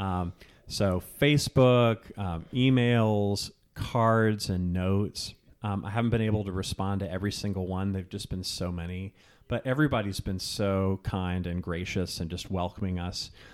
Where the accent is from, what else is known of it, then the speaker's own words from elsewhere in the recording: Virginia, United States; moved away; also born or lived in Richmond, Virginia; I grew up in Virginia. I have lots of family from South Carolina